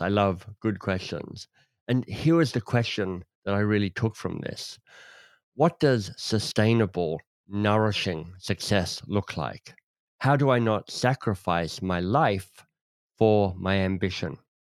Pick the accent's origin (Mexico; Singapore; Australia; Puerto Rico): Australia; as an Australian